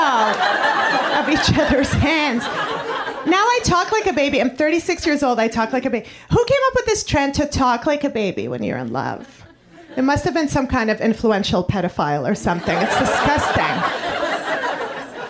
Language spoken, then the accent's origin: English; Montreal, Quebec, Canada; moved away as an adult; now in New York City, United States; I come from Montreal, Canada, the French part.